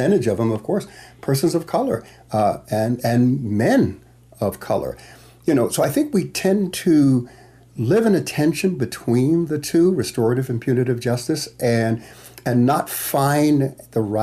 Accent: New York City, New York, United States; I grew up in Bedford-Stuyvesant, Bushwick, Brownsville, East New York

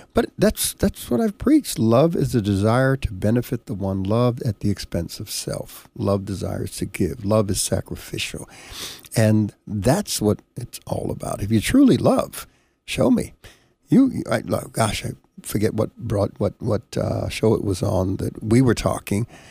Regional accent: Panama; now in United States; I was born in Panama, came to the United States here

